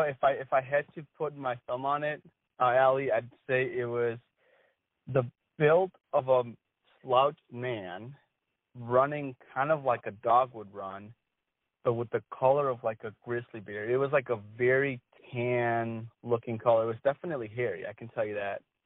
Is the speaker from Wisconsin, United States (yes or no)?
yes; Wisconsin, United States; I grew up in Wisconsin